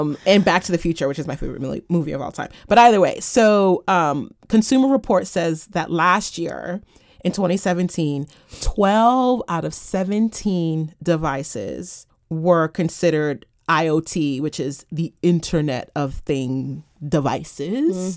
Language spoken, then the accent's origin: English; United States; me as an American